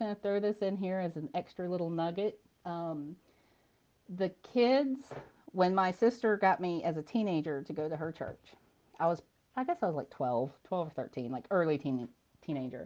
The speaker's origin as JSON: {"language": "English", "town": "Callahan", "region": "Florida", "country": "United States", "tie": "born or raised there", "also_born_or_lived": "Jacksonville", "said": "I was pretty much born and raised in the Jacksonville area. I grew up in Callahan, which is just north of Jacksonville"}